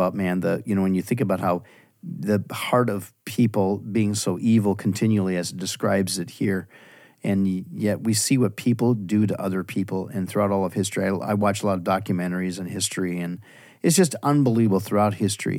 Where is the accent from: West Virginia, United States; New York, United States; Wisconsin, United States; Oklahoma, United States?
Wisconsin, United States; Yeah, well, I'm from the west side of Wisconsin.